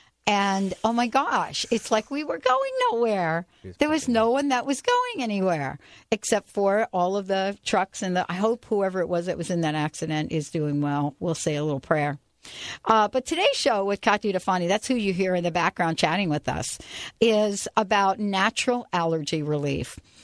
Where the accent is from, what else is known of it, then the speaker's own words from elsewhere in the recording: New Jersey, United States; moved away; For most of my life, I grew up in New Jersey.